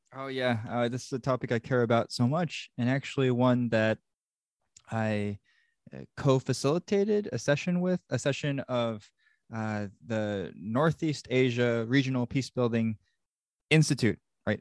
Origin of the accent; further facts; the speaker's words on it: South Korea; now in United States; I was born in South Korea